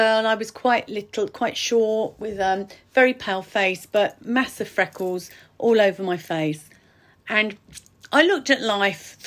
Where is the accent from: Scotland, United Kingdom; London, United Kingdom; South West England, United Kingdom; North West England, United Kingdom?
London, United Kingdom; Ilford; also born or lived in Hornchurch; I was born in Sunnyside Road in Ilford.